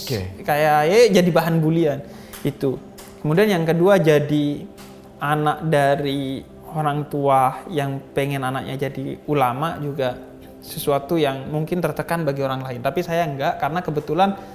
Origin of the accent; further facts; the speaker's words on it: East Java, Indonesia; di Jawa Timur di kampung saya